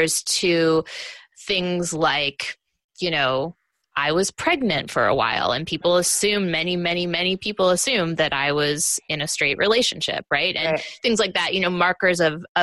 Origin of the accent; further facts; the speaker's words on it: Missouri, United States; I grew up in Missouri